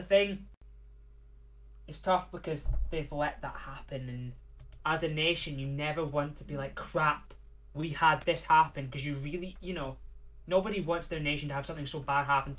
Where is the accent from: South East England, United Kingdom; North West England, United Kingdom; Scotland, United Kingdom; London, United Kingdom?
Scotland, United Kingdom; We get it all the time being Scottish